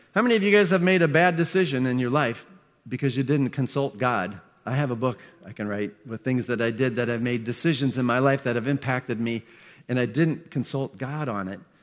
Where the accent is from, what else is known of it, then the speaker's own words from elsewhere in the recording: Iowa, United States; I grew up in Iowa.